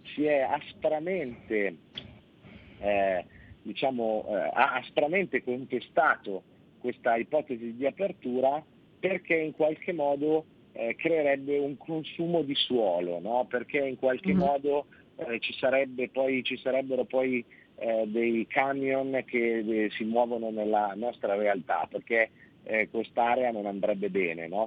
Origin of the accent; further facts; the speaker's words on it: Piedmont, Italy; Io sono piemontese